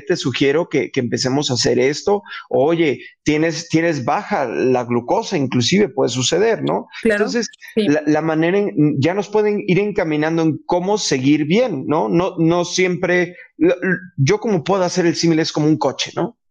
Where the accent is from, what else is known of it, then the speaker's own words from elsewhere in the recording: Mexico; como mexicanos, inclusive como latinos